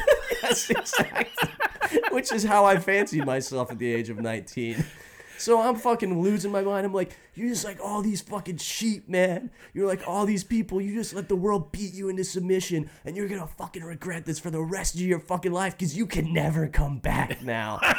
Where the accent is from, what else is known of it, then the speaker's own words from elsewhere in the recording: Indiana, United States; I'm from Indiana.